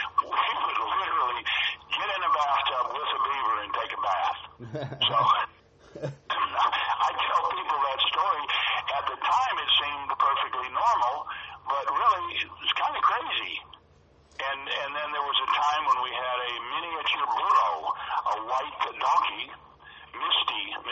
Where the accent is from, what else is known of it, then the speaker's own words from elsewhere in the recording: Arkansas, United States; we always were around animals growing up in Arkansas